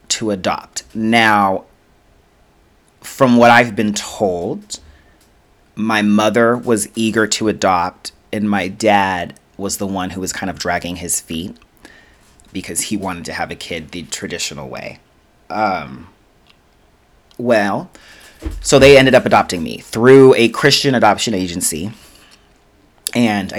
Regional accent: Denver, Colorado, United States; I grew up in Denver, Colorado. So I was born in Denver, Colorado.

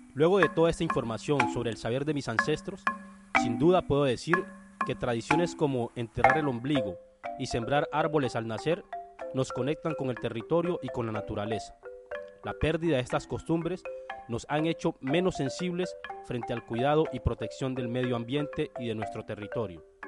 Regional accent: Tumaco, Nariño, Colombia; El 31 de julio de 1975 nací en el Hospital San Andrés de Tumaco.

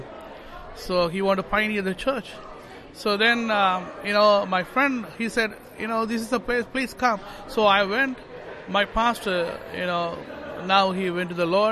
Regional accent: Sri Lanka; moved away as an adult; now in London, United Kingdom; I came from Sri Lanka

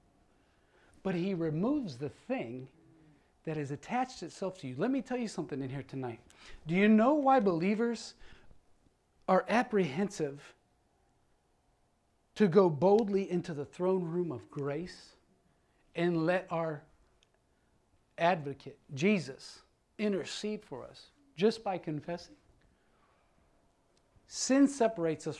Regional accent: Ohio, United States; moved away; I'm originally from Ohio, but we moved here.

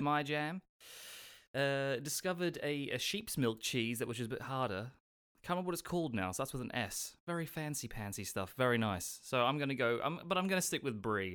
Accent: Australia; now in United Kingdom; I'm from Australia

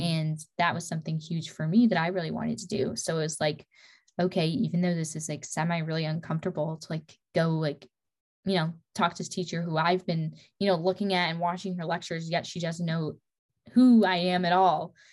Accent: Midwest, United States; moved away as an adult; now in Dallas, United States; I grew up in the Midwest

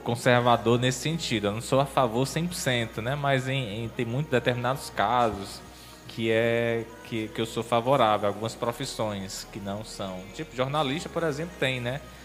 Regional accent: Maracanaú, Ceará, Brazil; now in Sobral, Brazil; eu sou de, de Maracanaú, que é a região metropolitana aqui de, de Fortaleza.

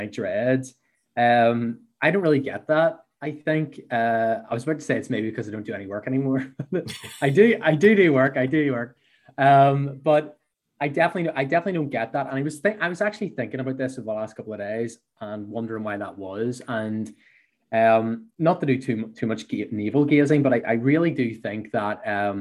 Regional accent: Belfast, Northern Ireland, United Kingdom; accent: Belfast; So I worked for 8 years in a small company here in Belfast, which my accent maybe gives away

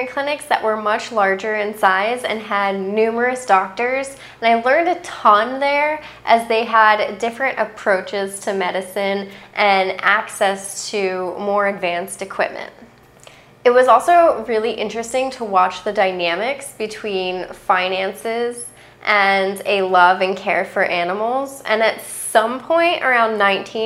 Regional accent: outside of Philadelphia, Pennsylvania, United States; where I grew up outside of Philadelphia

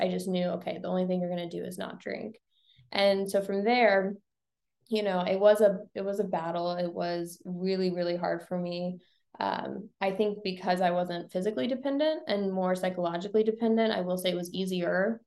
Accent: Bowling Green, Missouri, United States; now in St. Louis, United States; I live in St. Louis now, but I grew up in Bowling Green, Missouri

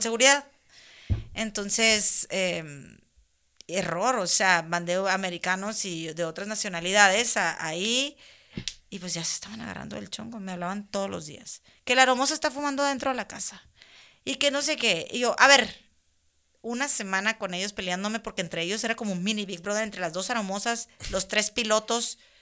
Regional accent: Mexicali, Baja California, Mexico; moved away as an adult; now in Montreal, Canada; soy de Mexicali, pero vivo en Montreal, vivo en Canadá

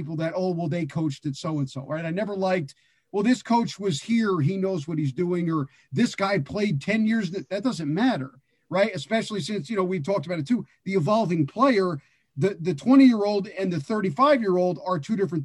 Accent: New York City, New York, United States; moved away; I was from Brooklyn and coaching in Brooklyn

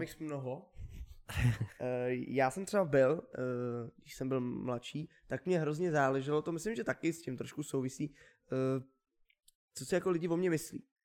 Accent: Czechia; Měli bychom být hrdí na to, že jsme Češi.

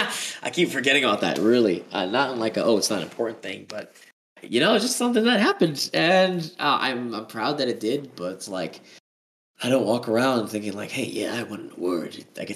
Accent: New York City, New York, United States; Born and raised, man. But the funny fact is, like, I was born in the Bronx.

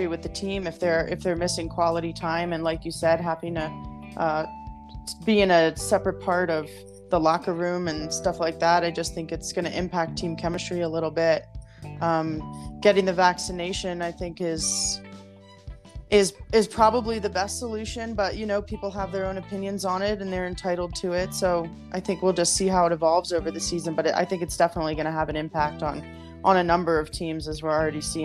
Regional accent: Baltimore, Maryland, United States; moved away as an adult; also born or lived in Colorado; now in Denver, United States; I'm from Baltimore, raised there most of my life.

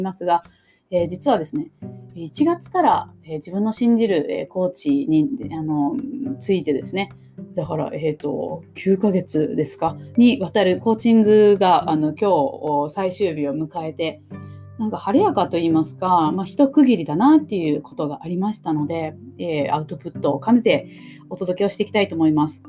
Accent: Kumamoto, Japan; 私も熊本出身

